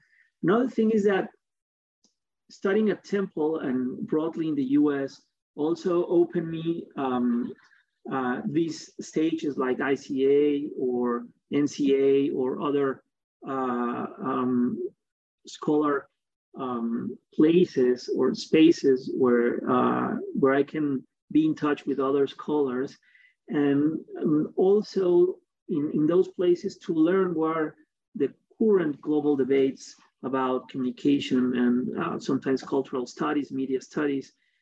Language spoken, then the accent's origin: English; Mexico; also born or lived in United States; I'm Mexican, I'm not German or whatever. I was born in Latin America, and I have been living here most of my life.